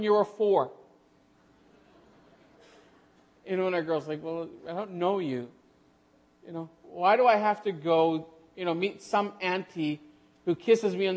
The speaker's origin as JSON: {"language": "English", "region": "Western Manitoba", "country": "Canada", "also_born_or_lived": "Killarney, Manitoba", "moved": "as an adult", "lives_now": "Namibia", "said": "we are from Western Manitoba"}